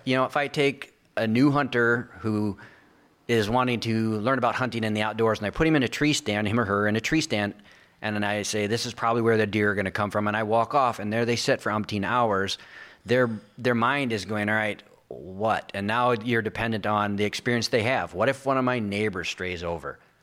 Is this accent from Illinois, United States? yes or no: no; Sioux Falls, South Dakota, United States; moved away; also born or lived in Oklahoma; I was born in Sioux Falls, South Dakota